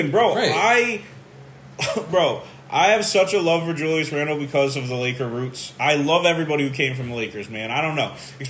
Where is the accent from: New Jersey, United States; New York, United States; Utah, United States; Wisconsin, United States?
New York, United States; I'm a New Yorker.